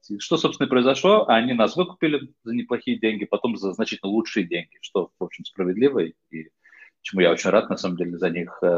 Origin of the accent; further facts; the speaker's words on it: Netherlands; also born or lived in Moscow, Russia / United States; Я родился в Москве, почему я говорю по-русски. В раннем детстве, еще в советское время, мои родители приехали в США. Я там жил в детстве. В какой-то момент оказался еще в довольно раннем детстве в Нидерландах, где, в общем, мой дом, где я прожил почти всю жизнь.